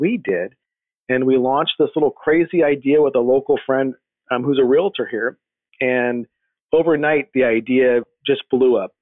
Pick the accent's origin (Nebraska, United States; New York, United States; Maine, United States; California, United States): California, United States; Riverside; moved away as an adult; also born or lived in San Bernardino / Los Angeles / Washington D.C.; now in Texas, United States; I was born and raised in in Southern California, uh, in uh, what's known as the Inland Empire area, uh, Riverside